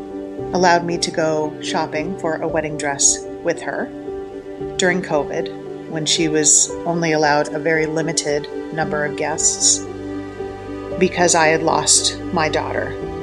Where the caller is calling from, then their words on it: Vermont, United States; I'm calling from Vermont.